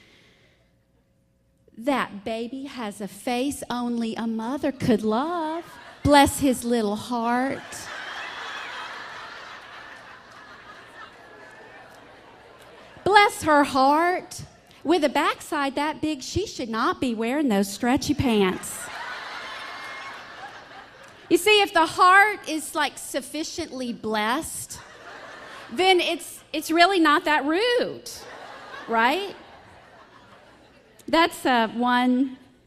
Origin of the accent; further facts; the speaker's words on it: the South, United States; accent: Southern; from my strong accent and my sweet smile, I'm a Southern belle